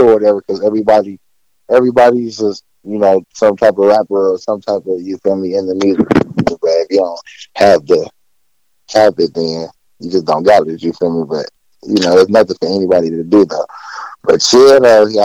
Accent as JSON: {"language": "English", "town": "Oakland", "region": "California", "country": "United States", "tie": "born or raised there", "moved": "yes", "lives_now": "Las Vegas, United States", "said": "Oakland raised me, you feel me, real Bay Boy out here"}